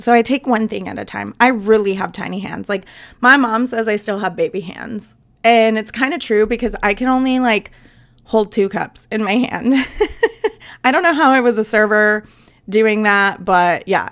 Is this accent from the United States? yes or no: yes; Southwest, United States; I am from the South, but I'm, like, from the Southwest